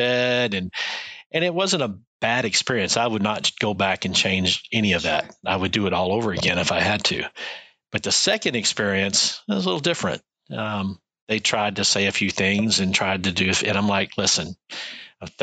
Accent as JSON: {"language": "English", "region": "Texas", "country": "United States", "tie": "born or raised there", "also_born_or_lived": "Washington State", "moved": "as an adult", "lives_now": "New Hampshire, United States", "said": "I grew up in Texas"}